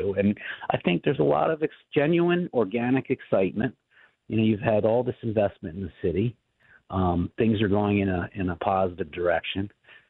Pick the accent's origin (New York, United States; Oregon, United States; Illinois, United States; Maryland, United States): Maryland, United States; Baltimore; we have growing up in Baltimore, ethnic festivals and the tradition of the neighborhoods